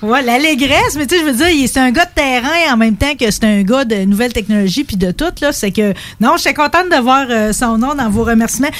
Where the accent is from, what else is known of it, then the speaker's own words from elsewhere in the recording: Thetford Mines, Quebec, Canada; je venais de Thetford Mines